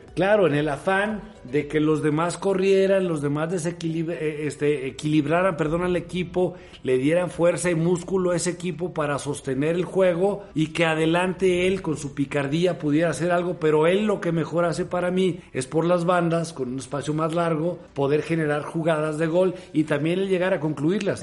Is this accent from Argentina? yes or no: no; Mexico; como mexicanos